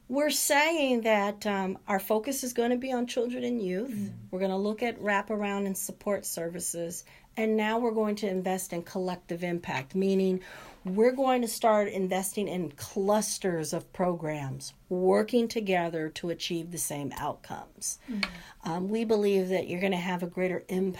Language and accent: English; Los Angeles, California, United States; moved away as an adult; also born or lived in Charleston, South Carolina; now in Santa Cruz, United States; I'm someone who was born and raised in South Central Los Angeles